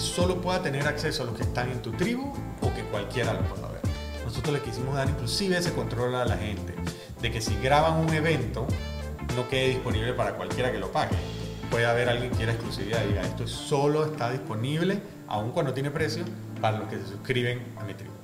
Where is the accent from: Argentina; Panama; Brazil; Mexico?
Panama; somos todos panameños